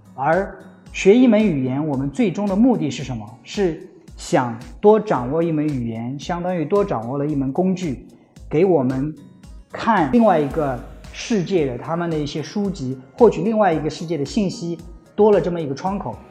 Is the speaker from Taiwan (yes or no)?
no; China; moved away as an adult; now in United States; 是我们中国人自己的